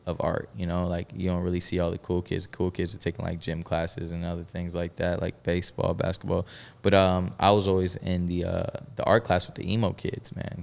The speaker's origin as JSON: {"language": "English", "town": "Melbourne", "region": "Florida", "country": "United States", "tie": "born or raised there", "also_born_or_lived": "Bronx, New York", "said": "we moved to Melbourne, Florida, which wa, it was, uh, initially where I was raised"}